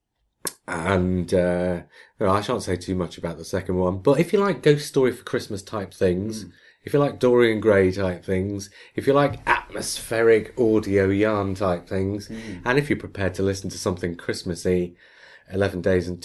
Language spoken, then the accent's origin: English; Australia; accent: Australian; my Australian accent